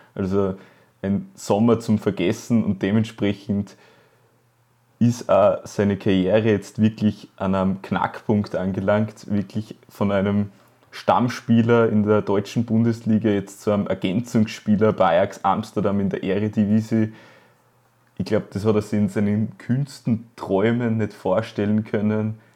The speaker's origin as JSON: {"language": "German", "region": "Styria", "country": "Austria", "said": "als Steirer"}